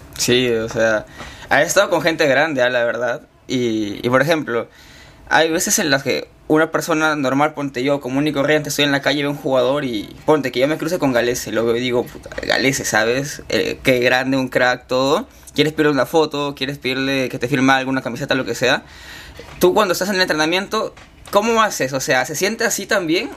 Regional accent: Chiclayo, Lambayeque, Peru; moved away as an adult; yo he vivido en Chiclayo toda mi vida, hasta que acabé el colegio

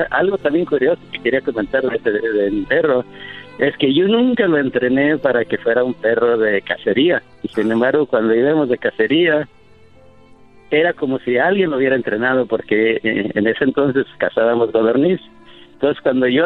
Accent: Mexico; now in United States; Cuando yo me vine de México a Estados Unidos por primera vez, tomé el autobús.

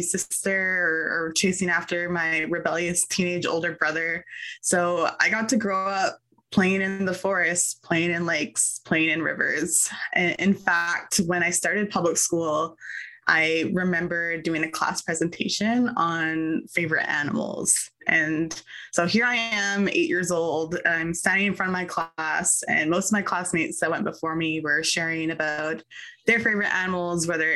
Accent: Tsleil-Waututh First Nation, British Columbia, Canada; also born or lived in Dakelh territory, British Columbia; I am from Tsleil-Waututh First Nation

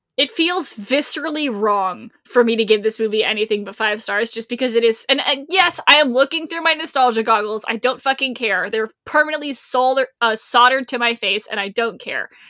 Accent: Rhode Island, United States; I am from Rhode Island

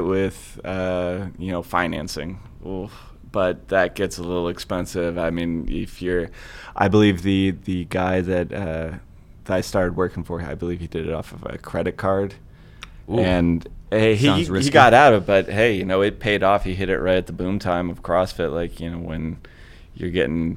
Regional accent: Rocky River, Ohio, United States; also born or lived in Lakewood, Ohio; I'm born and raised in Rocky River. I currently live in Lakewood. So I've been a Clevelander my whole life, a West Side Clevelander

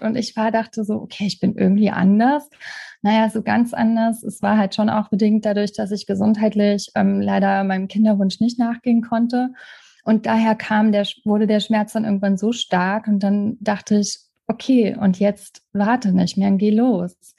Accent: Trier, Rhineland-Palatinate, Germany; moved away as an adult; ich habe in Trier gelebt, in meiner alten Heimat

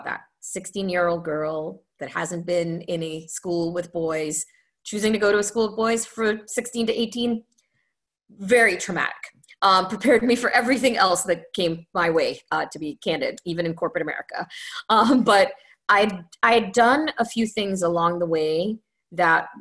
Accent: Trinidad & Tobago; moved away as an adult; also born or lived in Ontario, Canada; So I was born in Trinidad in the Caribbean. And I lived there until I was, just turned to 18. And I left to go to Canada to go to university

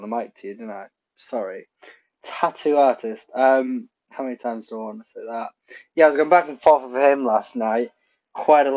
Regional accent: Pontypridd, Wales, United Kingdom; I'm Welsh. My family is from Wales. I was born in Pontypridd

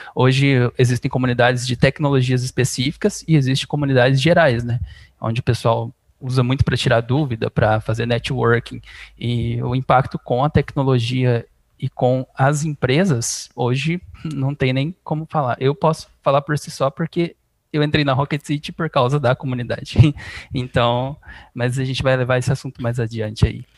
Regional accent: Bebedouro, São Paulo, Brazil; Eu sou de Bebedouro, interior de São Paulo

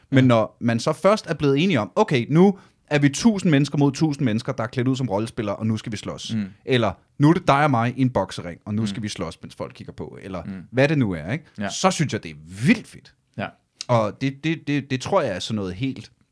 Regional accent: Ølstykke, Capital Region of Denmark, Denmark; Jeg voksede op i Ølstykke

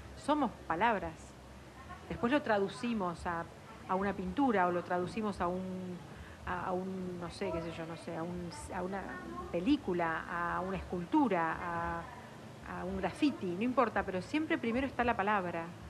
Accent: La Plata, Buenos Aires Province, Argentina; soy de afuera, soy de la Ciudad de La Plata, de las afueras de la Ciudad de La Plata.

